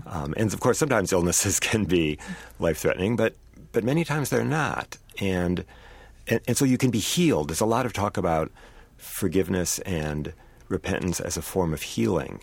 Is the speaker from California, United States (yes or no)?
no; Saint Paul, Minnesota, United States; grew up here in Saint Paul, uh, in a family that was very deeply Jewish